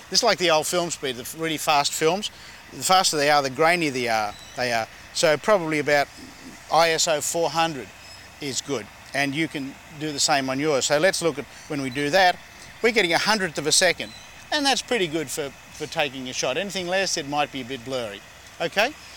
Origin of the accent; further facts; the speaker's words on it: Sydney, New South Wales, Australia; now in Los Angeles, United States; from Los Angeles, but we're here in my hometown of Sydney